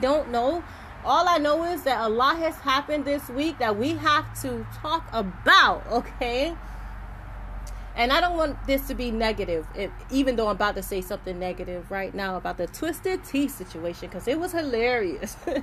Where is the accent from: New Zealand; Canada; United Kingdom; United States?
United States; Miami, Florida; I was born and raised in Overtown